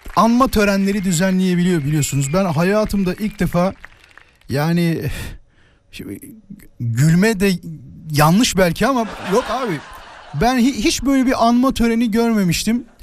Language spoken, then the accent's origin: Turkish; Yarımca, Kocaeli, Turkey; moved away; Ben Yarımca'da Mimar Sinan İlköğretim Okulu diye bir okulda okudum